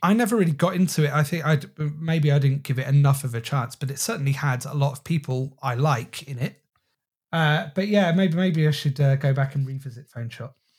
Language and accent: English; Thornbury, South West England, United Kingdom; that shop is based on a shop from my hometown, uh, called Riddiford's in Thornbury